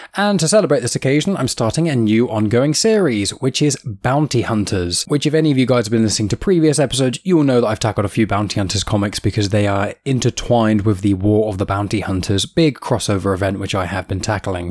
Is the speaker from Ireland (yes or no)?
no; United Kingdom; accent: British; my accent are being British.